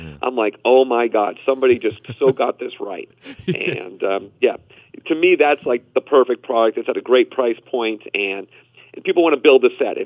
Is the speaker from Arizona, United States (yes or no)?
no; Boston, Massachusetts, United States; Growing up in Boston